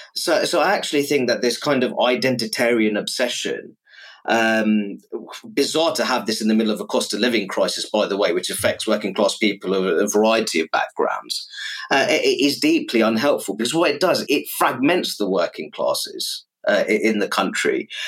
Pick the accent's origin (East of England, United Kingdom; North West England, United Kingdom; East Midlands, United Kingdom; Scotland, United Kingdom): East of England, United Kingdom; Luton; my hometown of Luton